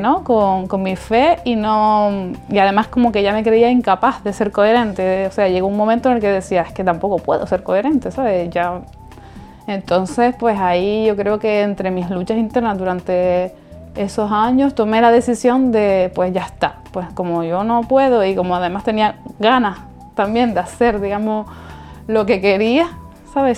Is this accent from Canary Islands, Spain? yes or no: yes; Las Palmas de Gran Canaria, Canary Islands, Spain; soy de Las Palmas de Gran Canaria